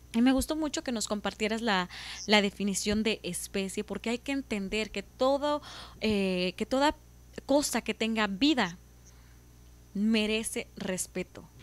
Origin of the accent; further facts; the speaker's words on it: Veracruz, Mexico; Yo soy de, eh, del estado de Veracruz, de, de México.